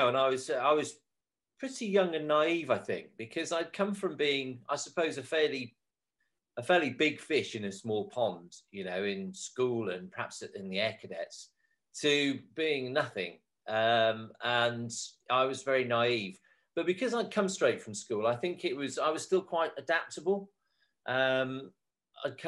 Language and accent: English; North Wales, United Kingdom; I was brought up in North Wales